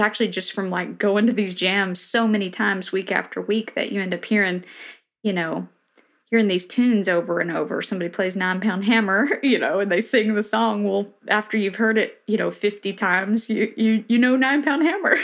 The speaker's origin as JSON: {"language": "English", "region": "Tennessee", "country": "United States", "tie": "born or raised there", "also_born_or_lived": "Boston", "moved": "as an adult", "lives_now": "Nashville, United States", "said": "the town I grew up in in Tennessee literally has 900 people"}